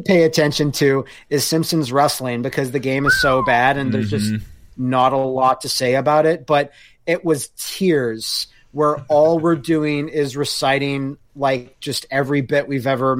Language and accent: English; Canada; Us Canadians all tucked away down there.